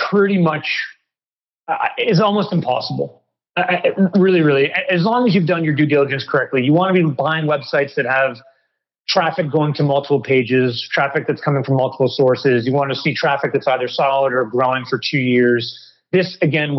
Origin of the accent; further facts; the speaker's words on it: New York City, New York, United States; moved away; also born or lived in Malaysia; I grew up in New York City, a tall white guy